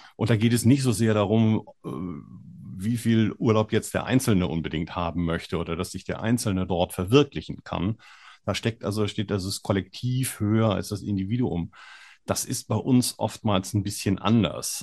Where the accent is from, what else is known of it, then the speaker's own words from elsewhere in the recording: Hamburg, Germany; moved away; ich komme ja ursprünglich aus Hamburg